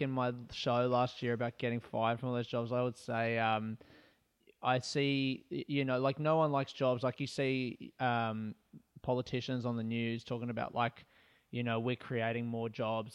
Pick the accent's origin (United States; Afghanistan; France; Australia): Australia; Adelaide, South Australia; moved away as an adult; also born or lived in Melbourne; I grew up in Adelaide, and I wanted to move to Melbourne